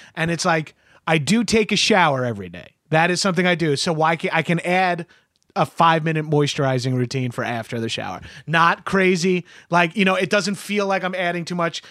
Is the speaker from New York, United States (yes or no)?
yes; New York, United States; I'm Italian and I'm from New York